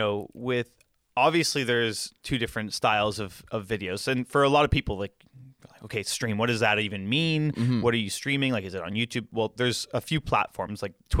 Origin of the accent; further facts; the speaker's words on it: Ontario, Canada; As Canadian, as I should.